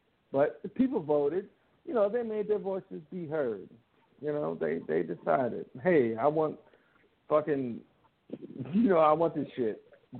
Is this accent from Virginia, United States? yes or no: yes; Virginia, United States; My whole thing is that I grew up in Virginia. That was like my stomping grounds.